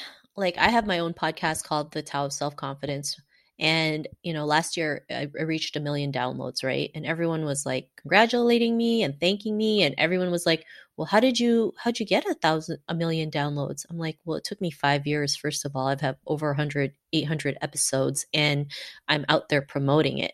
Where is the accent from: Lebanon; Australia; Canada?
Canada; growing up in Canada in the nineties